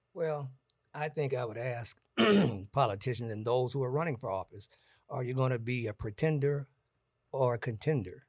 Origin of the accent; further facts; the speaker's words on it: Gary, Indiana, United States; also born or lived in Florida; I'm from Gary, Indiana